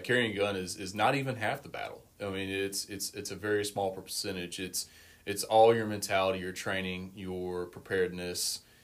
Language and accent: English; Vicksburg, Mississippi, United States; I grew up in Vicksburg.